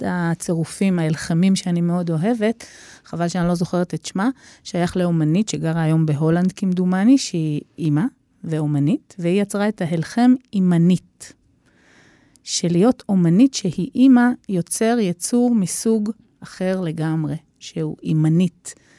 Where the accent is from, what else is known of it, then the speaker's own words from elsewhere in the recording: Israel; אני ישראלית